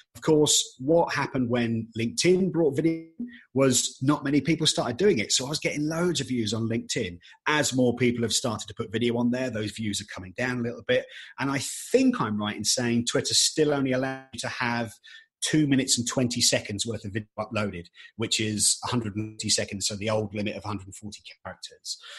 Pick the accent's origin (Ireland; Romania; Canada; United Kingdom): United Kingdom; being British